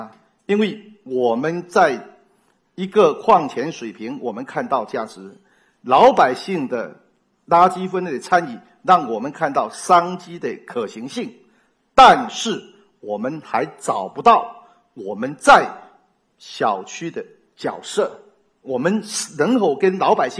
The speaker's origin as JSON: {"language": "Chinese", "region": "Fujian", "country": "China", "said": "我们闽南人有个爱拼才会赢。"}